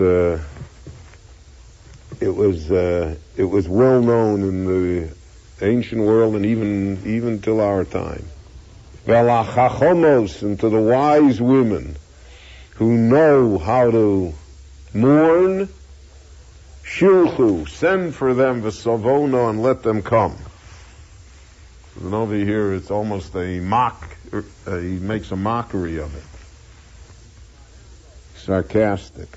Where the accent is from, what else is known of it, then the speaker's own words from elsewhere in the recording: United States; we all feel we're American. We're all citizens, and we're, you know, we're Americans.